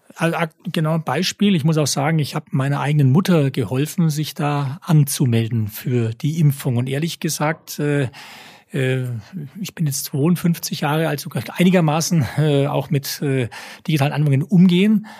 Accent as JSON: {"language": "German", "town": "Nuremberg", "region": "Bavaria", "country": "Germany", "tie": "born or raised there", "also_born_or_lived": "Berlin", "said": "Geboren bin ich in Nürnberg, hier aufgewachsen, zur Schule gegangen"}